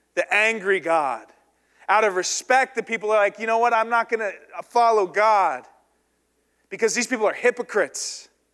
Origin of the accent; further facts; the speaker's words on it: the South, United States; I was raised in the South